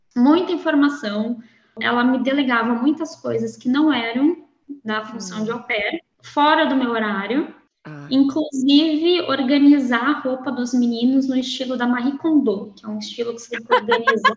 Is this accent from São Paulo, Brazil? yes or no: yes; São Paulo, Brazil; moved away as an adult; also born or lived in Netherlands / Austria / London; now in Braga, Portugal; Eu sou de São Paulo, capital.